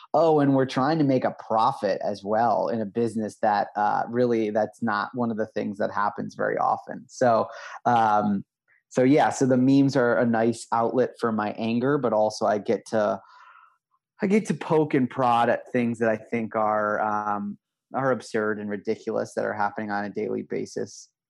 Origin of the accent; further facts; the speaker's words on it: Midwest, United States; now in New York, United States; I'm from the Midwest